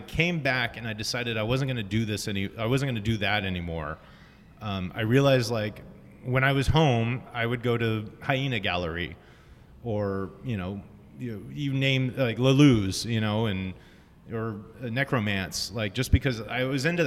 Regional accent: Texas, United States; moved away as an adult; also born or lived in Austin, Texas / Orange, California; now in Long Beach, United States; I'm from Texas originally. I moved out here to go to Chapman Film School.

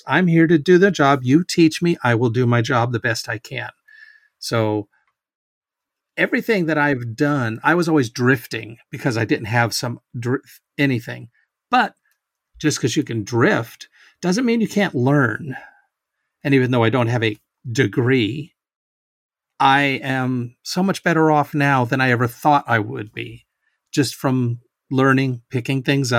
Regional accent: Washington, United States; also born or lived in Hawaii / Texas; I mean, I was born in Hawaii, like I said. My dad was in the Navy, so he was stationed in Hawaii, which is how I ended up being born there. And then moved around to Texas and then up to Washington.

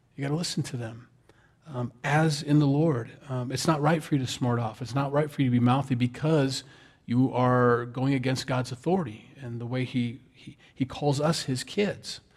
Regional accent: Sioux City, Iowa, United States; I'm from Iowa. Sioux City, Iowa

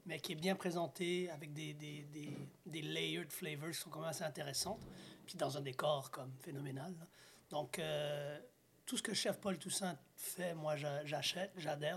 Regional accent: Montreal, Quebec, Canada; je suis né à Chaga Maisonneuve, j'ai grandi à Saint-Michel, Montréal-Nord, sur le terrain de basket

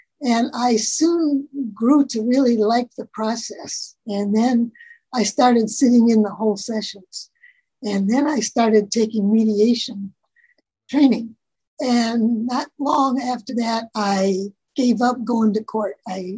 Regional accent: Wisconsin, United States; moved away as an adult; also born or lived in Illinois; now in California, United States; I was born in Illinois, grew up most of my life in Wisconsin, and then moved to California at my then husband's behest in 1964. And I've been here ever since.

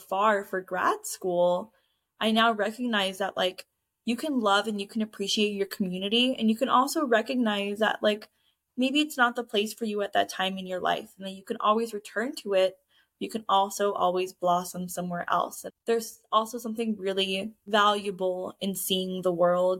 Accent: Norwalk, California, United States; having grown up in Southeast

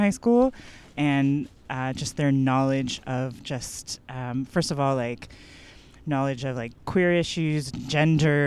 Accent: Toronto, Ontario, Canada; I grew up in North York. I went to high school in North York.

